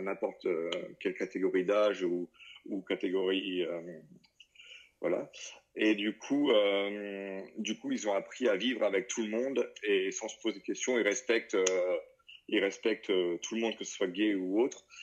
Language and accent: French; northern France, France; moved away as an adult; also born or lived in Lyon, France / South Africa; now in Marrakech, Morocco; je suis originaire du nord de la France